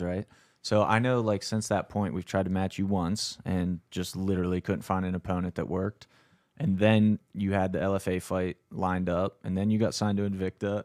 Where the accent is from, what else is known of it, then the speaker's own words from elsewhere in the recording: Fulton County, South Central Pennsylvania, United States; a Fulton County crew neck, which is where I'm from in, like, South Central P A, and it's very rural as well.